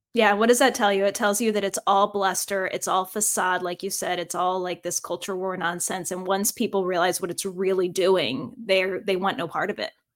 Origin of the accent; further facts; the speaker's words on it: Virginia, United States; I'm proud of my home state of Virginia